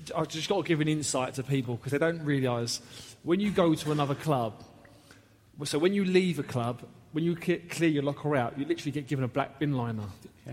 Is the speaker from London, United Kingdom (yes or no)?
yes; London, United Kingdom; I was born in Wandsworth, just out, just stone's throw from from Chelsea.